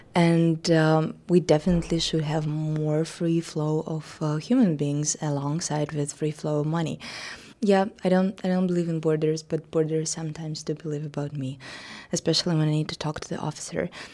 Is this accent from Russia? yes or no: yes; Russia; my hometown, a little small provincial uh, town in Russia